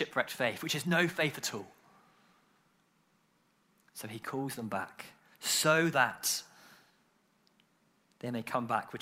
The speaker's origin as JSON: {"language": "English", "country": "United Kingdom", "said": "we're British"}